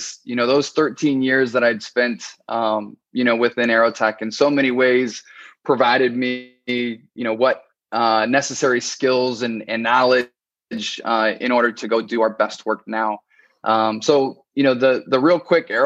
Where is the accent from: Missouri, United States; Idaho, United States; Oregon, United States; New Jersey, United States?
Oregon, United States; moved away as an adult; also born or lived in Boston; I'm actually born and raised in Oregon, a small town